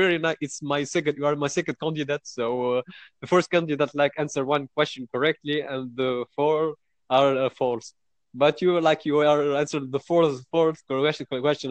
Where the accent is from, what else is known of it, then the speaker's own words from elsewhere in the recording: Tunisia; I'm from Tunisia